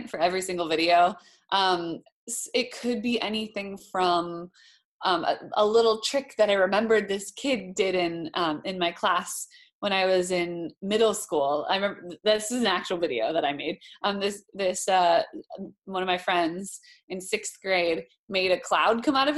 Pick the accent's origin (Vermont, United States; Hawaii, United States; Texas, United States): Hawaii, United States; moved away as an adult; also born or lived in Boston; I grew up in Hawaii